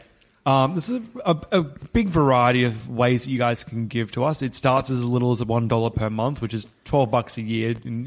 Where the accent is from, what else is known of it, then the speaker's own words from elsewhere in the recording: Brisbane, Queensland, Australia; I was born in Brisbane